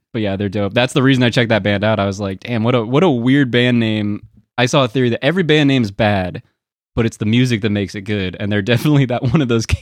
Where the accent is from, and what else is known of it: Portland, Oregon, United States; born or raised there; moved away